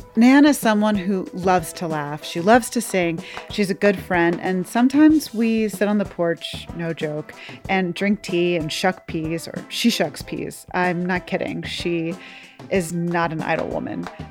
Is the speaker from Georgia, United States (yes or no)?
yes; Georgia, United States; my home state of Georgia